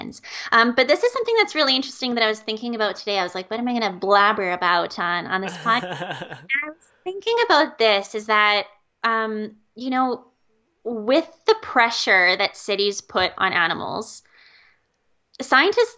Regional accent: Calgary, Alberta, Canada; also born or lived in California; I growing up in Calgary

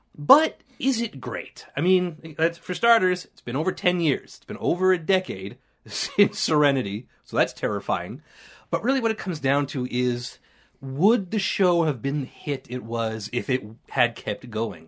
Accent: Canada; we're Canadian

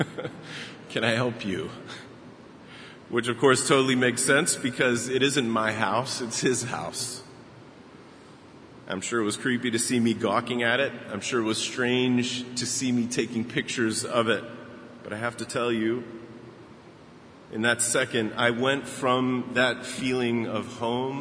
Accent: Baltimore, Maryland, United States; moved away; my hometown, Baltimore.

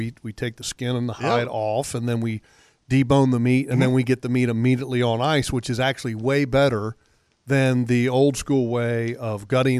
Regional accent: Virginia, United States; moved away; when I was growing up in Virginia

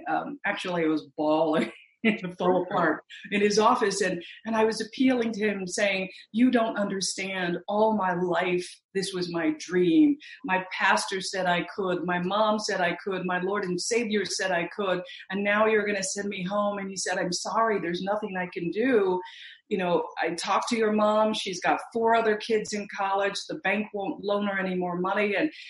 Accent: Missouri, United States; because most of my family, even though I grew up in Missouri, they migrated from Mississippi.

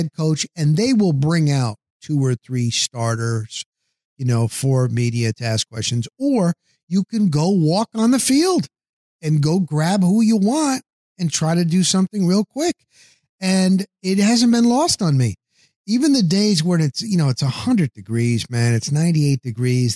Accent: New Jersey, United States; moved away as an adult; I'm from the New Jersey area

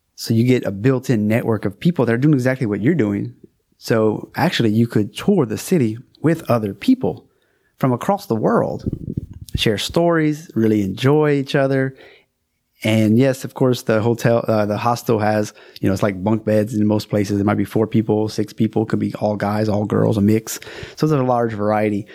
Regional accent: South Louisiana, United States; I'm from South Louisiana, A K A Cajun country. I am a Cajun.

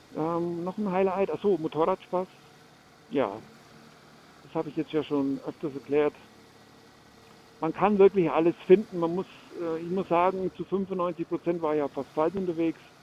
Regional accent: Germany; bei uns in Deutschland

